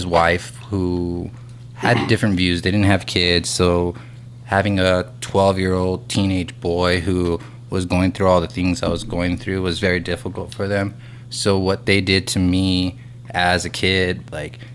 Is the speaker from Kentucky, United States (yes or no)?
no; El Paso, Texas, United States; moved away; I grew up here in El Paso, born and raised